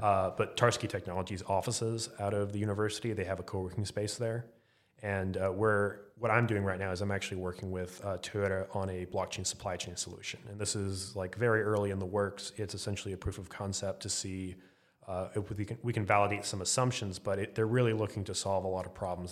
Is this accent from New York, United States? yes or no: no; Arlington, Texas, United States; Arlington, Texas